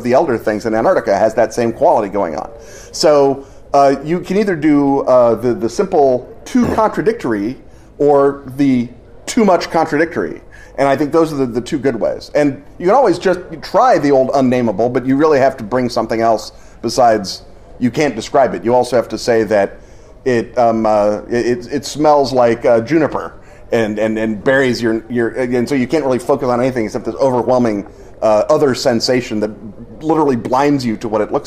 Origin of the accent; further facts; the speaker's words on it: United States; I am an American of Irish extraction